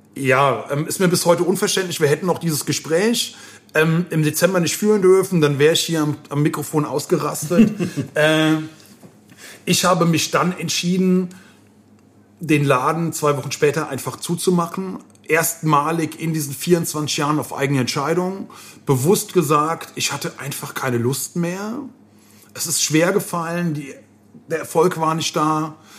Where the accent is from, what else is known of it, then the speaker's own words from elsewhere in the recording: Koblenz, Rhineland-Palatinate, Germany; meiner Heimatstadt